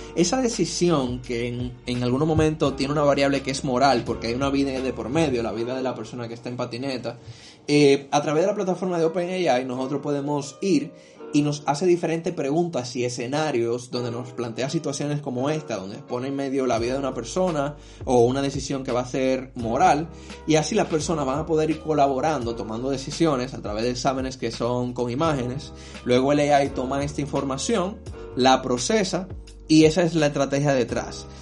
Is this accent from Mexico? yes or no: no; Dominican Republic